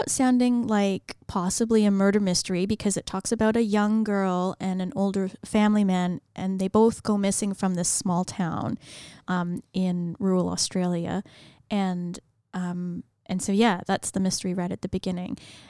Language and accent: English; Canada; I didn't know who … mm-hmm. was because I'm Canadian